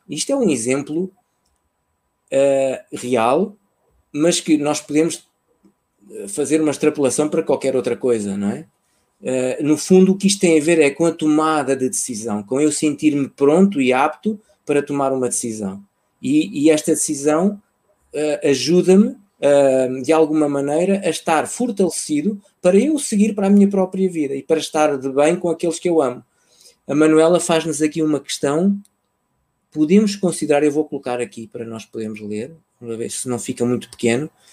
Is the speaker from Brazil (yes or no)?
no; Portugal; also born or lived in Mozambique; foi um movimento quando eu tinha 3, 4 anos, fruto de um, de um conflito armado que se vivia lá uh, e que, em que a segurança das pessoas estava, estava, em causa, estava em causa, e então, por uma questão de segurança, uh, os meus pais decidiram que eu regressava a Portugal